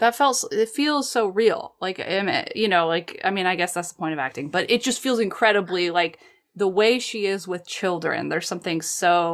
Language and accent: English; United States; I'm American